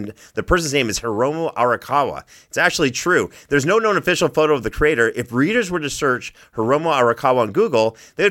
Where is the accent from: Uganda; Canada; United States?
Canada; I'm Canadian. I say things differently.